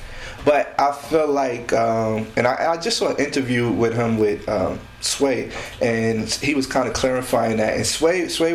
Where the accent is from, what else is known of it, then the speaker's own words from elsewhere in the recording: New York City, New York, United States; born and raised in Queens